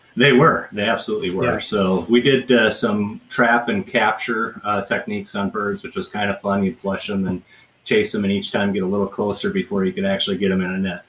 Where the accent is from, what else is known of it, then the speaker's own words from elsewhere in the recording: Trimont, Minnesota, United States; moved away; I was born in Southwest Minnesota, uh, in farm country.